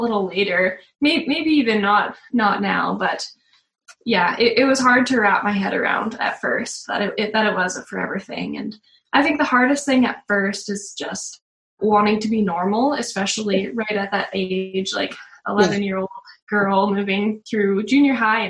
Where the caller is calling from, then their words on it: Camrose, Alberta, Canada; We're calling from Camrose, Alberta in Canada.